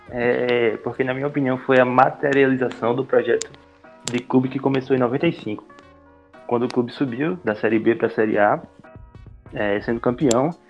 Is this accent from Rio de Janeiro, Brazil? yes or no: no; Pernambuco, Brazil; Sou, sou pernambucano, estudante de jornalismo.